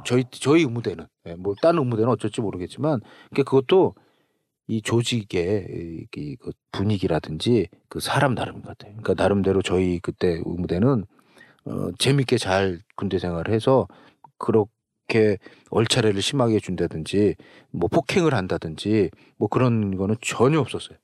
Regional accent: Seoul, South Korea; 우리도 우리 서울에 살았는데도 그 하천변이라든가

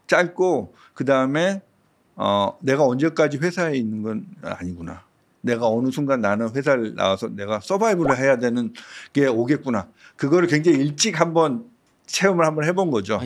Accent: Seoul, South Korea; 제가 태어난 곳이 서대문구거든요. 음. 뭐 서대문구 안에서 계속 학교를 다니고 그랬다가

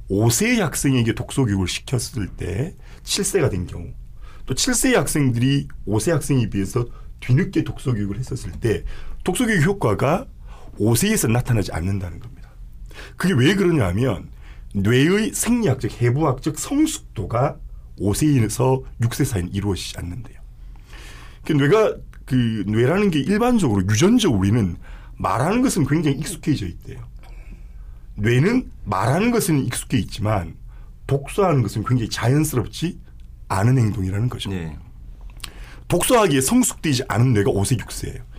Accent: Gyeongsang, South Korea; accent: Gyeongsang; also born or lived in Busan; 제 발음이 좀 경상도

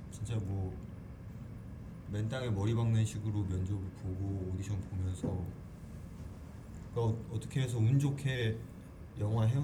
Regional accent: Jeju, South Korea; 예, 예 제주도예요.

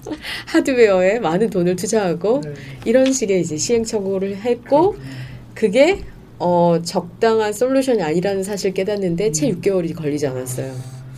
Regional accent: Gwangju, South Korea; 그리고 저는 이제 전라도 광주 출신인데

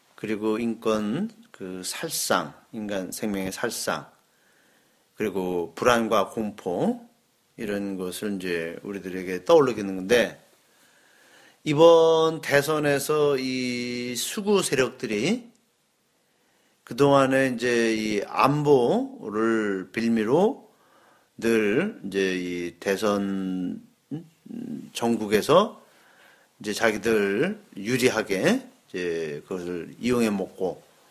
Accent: South Korea

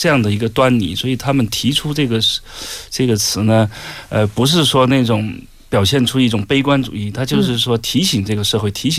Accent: China; 我就给他解释，说我们中国人的责任感很强

